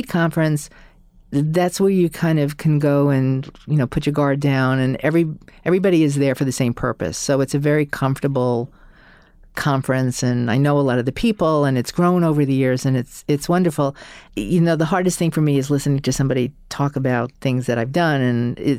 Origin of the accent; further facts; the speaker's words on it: New York, United States; I think, you know, especially I'm a New Yorker, and especially in a city like New York, which is so big and vast